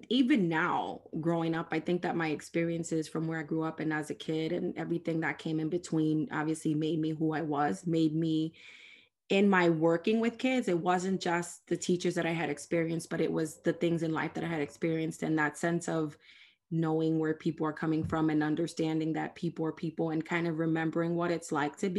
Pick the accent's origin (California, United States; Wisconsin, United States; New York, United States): New York, United States; New York City; I'm from the South Bronx